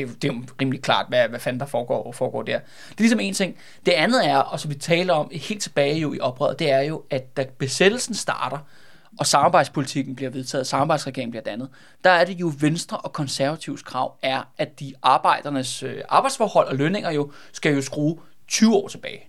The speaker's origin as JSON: {"language": "Danish", "area": "Glostrup / Brøndby", "region": "Capital Region of Denmark", "country": "Denmark", "said": "som er grænsen mellem Glostrup og Brøndby. Det er derude, hvor jeg er fra"}